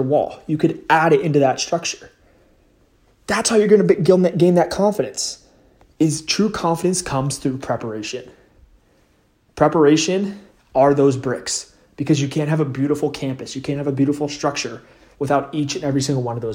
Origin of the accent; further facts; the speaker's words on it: West Coast, United States; I'm from the West Coast